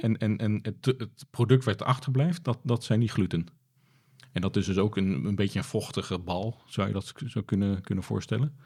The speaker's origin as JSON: {"language": "Dutch", "country": "Netherlands", "said": "we als Nederlanders"}